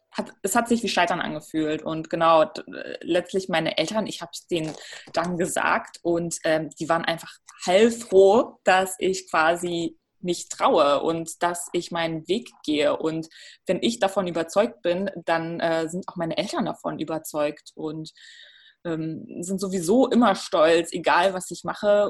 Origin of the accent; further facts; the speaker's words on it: Ruhr area, North Rhine-Westphalia, Germany; moved away as an adult; also born or lived in North Macedonia; now in Berlin, Germany; ich bin im Ruhrgebiet aufgewachsen.